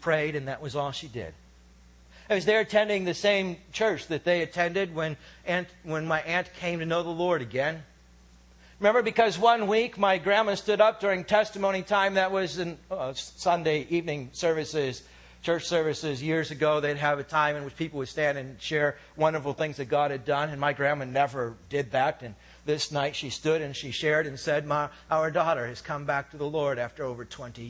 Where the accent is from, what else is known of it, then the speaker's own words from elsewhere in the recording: United States; I'm from America